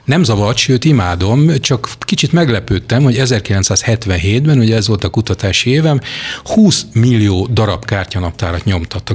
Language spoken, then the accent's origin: Hungarian; Hungary; mint magyar paraszgyerek